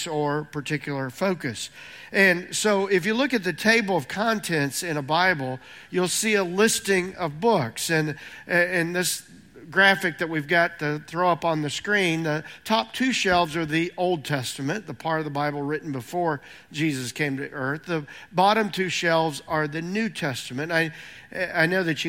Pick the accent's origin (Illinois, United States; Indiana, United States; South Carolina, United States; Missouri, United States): Indiana, United States; moved away; I grew up in Indiana making fun of people from Kentucky